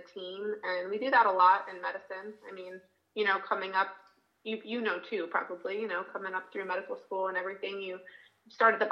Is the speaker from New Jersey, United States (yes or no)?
no; Northern Virginia, United States; I grew up in Northern Virginia